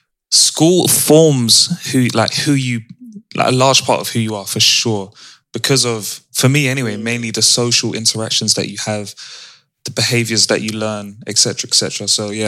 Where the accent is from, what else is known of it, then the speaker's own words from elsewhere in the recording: United Kingdom; So like, we all have stories behind our Britishness.